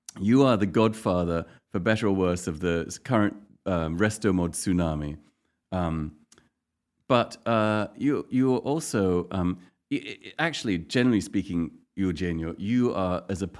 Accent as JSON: {"language": "English", "town": "Casablanca", "region": "Casablanca-Settat", "country": "Morocco", "tie": "born or raised there", "moved": "yes", "said": "I grew up in Casablanca."}